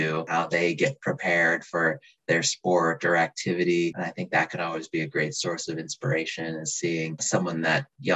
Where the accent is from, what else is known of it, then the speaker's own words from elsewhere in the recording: just outside of Minneapolis, Minnesota, United States; moved away as an adult; also born or lived in St. Louis / Boston; now in Seattle, United States; I grew up just outside of Minneapolis in Minnesota